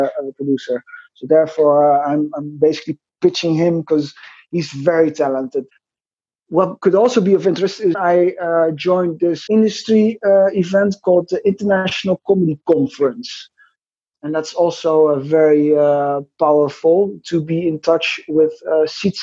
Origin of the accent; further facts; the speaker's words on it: Netherlands; I'm from Holland, the Netherlands, in Europe.